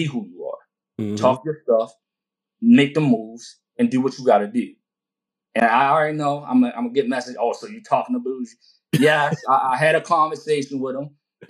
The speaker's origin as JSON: {"language": "English", "town": "Baltimore", "region": "Maryland", "country": "United States", "said": "I'm from Baltimore."}